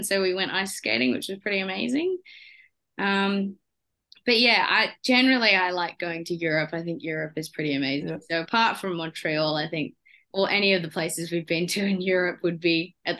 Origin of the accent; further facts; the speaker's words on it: Australia; being an Aussie.